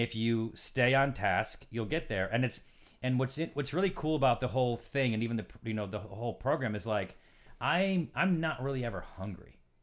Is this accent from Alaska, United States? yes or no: no; Syracuse, New York, United States; born or raised there; moved away